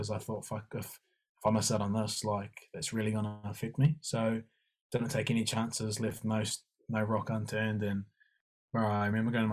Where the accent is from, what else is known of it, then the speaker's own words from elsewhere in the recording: Taranaki, New Zealand; also born or lived in Hawera; growing up in the Naki, being an 18-year-old Māori boy